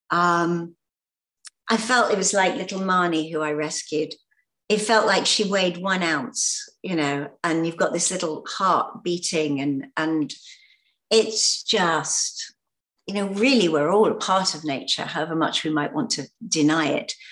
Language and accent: English; the county directly below London, South East England, United Kingdom; this was where I grew up. Um, and I had no intentions of ever coming back to this area ever again. I thought it was beautiful, but it wasn't for me. I'd moved to London.